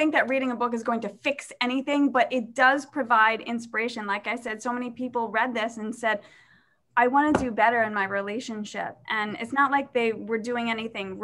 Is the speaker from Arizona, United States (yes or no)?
no; New York City, New York, United States; I grew up in Staten Island. I grew up in an Irish household